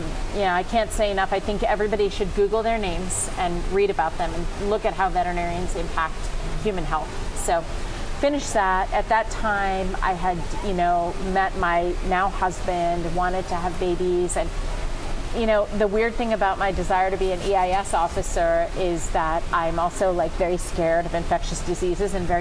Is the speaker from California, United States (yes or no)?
no; New Jersey, United States; moved away as an adult; also born or lived in Chennai, India; I grew up in New Jersey